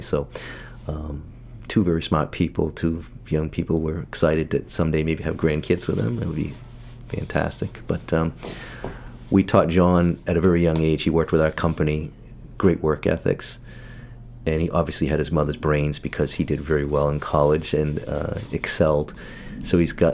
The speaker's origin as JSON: {"language": "English", "town": "Saco", "region": "Maine", "country": "United States", "tie": "born or raised there", "said": "I grew up in Saco"}